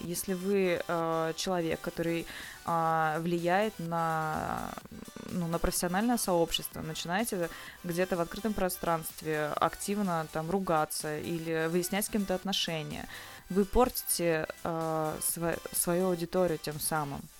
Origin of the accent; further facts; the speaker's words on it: Novosibirsk, Novosibirsk Oblast, Russia; moved away as an adult; now in Saint Petersburg, Russia; я из Новосибирска. А, полгода уже чуть больше живу в, Сан- в Санкт-Петербурге.